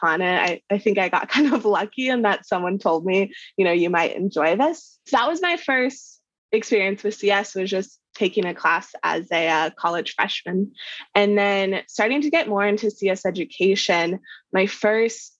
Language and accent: English; Kansas, United States; I grew up in Kansas, right in the middle of the US.